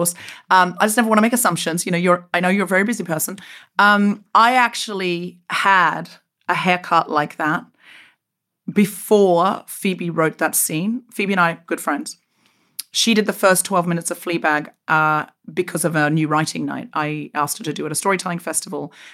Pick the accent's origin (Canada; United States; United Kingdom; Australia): Australia; Queensland; moved away as an adult; also born or lived in Sydney, Australia; I left Australia, um, uh, where I grew up in Queensland